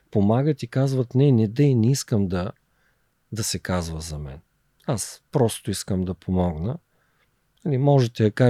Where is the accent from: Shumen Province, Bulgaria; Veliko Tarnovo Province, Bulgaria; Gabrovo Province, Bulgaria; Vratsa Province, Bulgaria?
Veliko Tarnovo Province, Bulgaria; Gorna Oryahovitsa; born there; да зареждам батериите там, където съм се родил, в Горна Оряховица, в Габровския Балкан